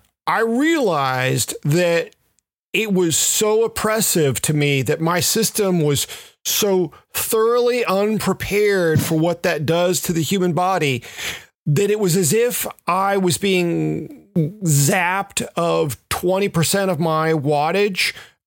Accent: Memphis, Tennessee, United States; moved away as an adult; I grew up in Memphis

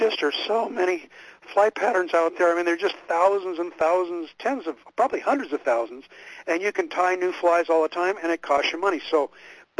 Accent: Pacific Northwest, United States; I grew up in the Pacific Northwest, out here on the west side

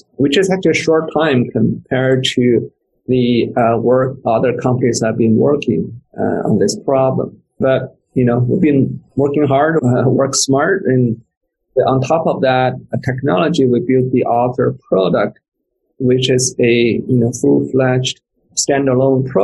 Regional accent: China; moved away; I came from China, so I still have my special accent.

